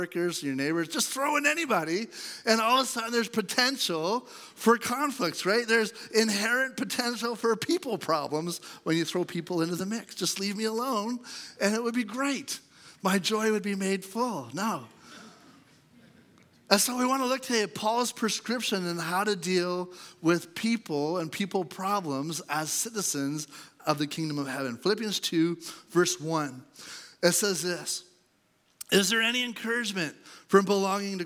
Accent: Canada; I have a passport that says I'm Canadian

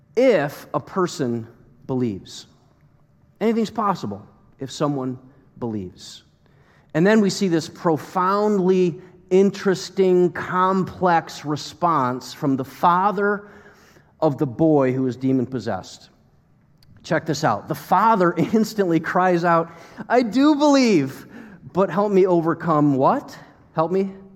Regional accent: United States; As American Christians that are pretty comfortable

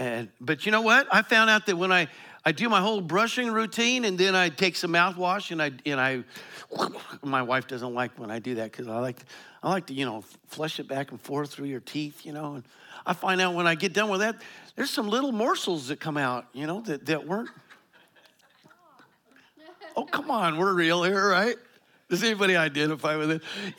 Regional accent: Colorado, United States; You know, I grew up in Eastern Colorado. We had farmers in our church.

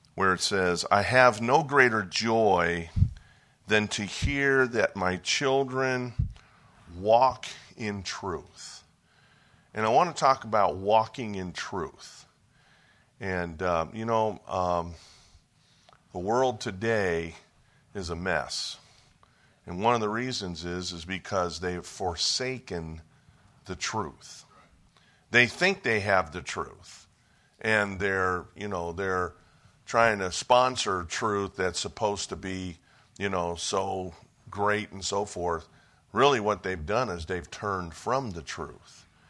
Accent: Cleveland, Ohio, United States; moved away; I was born and raised in Ohio, so I'm a Buckeye by, by birth.

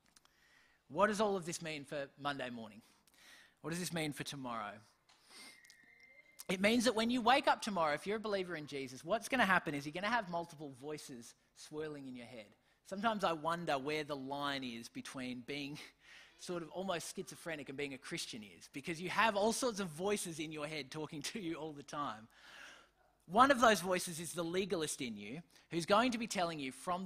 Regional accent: Australia; I'm still an Australian, I still have parents

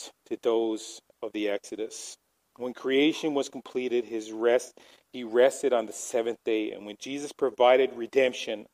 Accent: Newfoundland and Labrador, Canada; moved away; growing up in Newfoundland

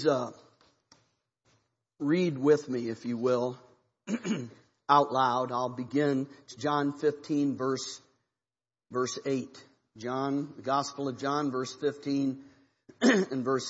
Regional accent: Ohio, United States; now in Missouri, United States; I'm from Ohio. It's Missouri where we live.

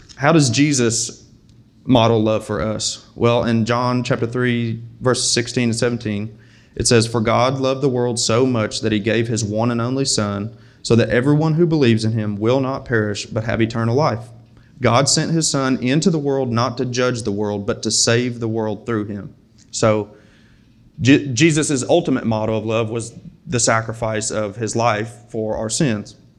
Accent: United States; us as American Christians

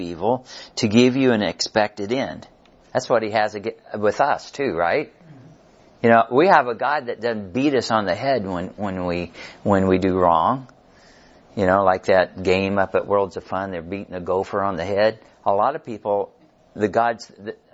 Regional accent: Missouri, United States; moved away as an adult; now in Kansas, United States; my wife and I live on the Kansas side, but we grew up in Missouri

